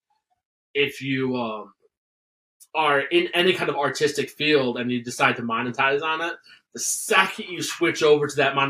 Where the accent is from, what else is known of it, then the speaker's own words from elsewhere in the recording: Binghamton, New York, United States; also born or lived in Norwich, New York; I grew up in Binghamton, which is a larger city, which is slightly southwest of where I live now